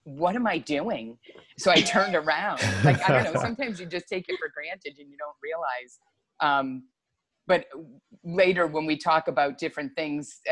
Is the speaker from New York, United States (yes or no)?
no; Meriden, Connecticut, United States; also born or lived in Noank, Connecticut; So I'm from Connecticut. I was born in Meriden and lived there most of my life.